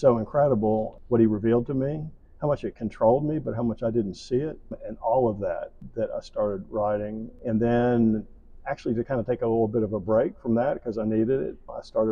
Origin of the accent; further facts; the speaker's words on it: Charlotte, North Carolina, United States; I grew up in Charlotte, North Carolina